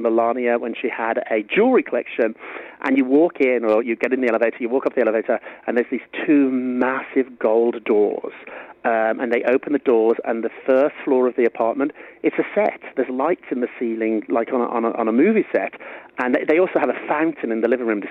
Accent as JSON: {"language": "English", "country": "United Kingdom", "moved": "as an adult", "lives_now": "New York, United States", "said": "Being a Briton in New York and America"}